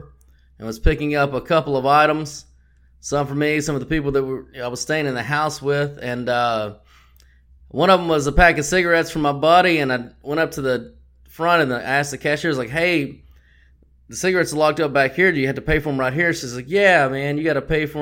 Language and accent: English; Texas, United States; I'm from Texas